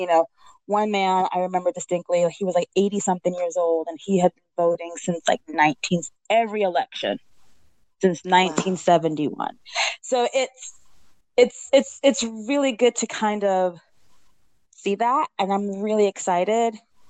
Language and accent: English; New England, United States; now in Brooklyn, United States; I'm West Indian. I don't know if I mentioned it before, but I am. Not only am I a New Englander, but I'm also a Trinidadian New Englander.